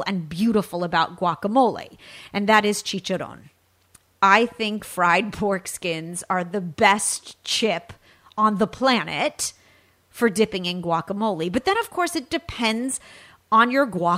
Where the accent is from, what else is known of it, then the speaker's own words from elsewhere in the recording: California, United States; from my home state of California